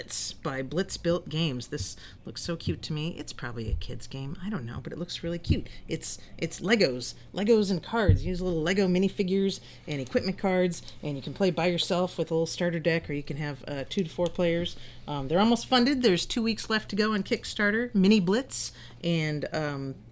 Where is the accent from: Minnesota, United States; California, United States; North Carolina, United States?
Minnesota, United States; I grew up in Minnesota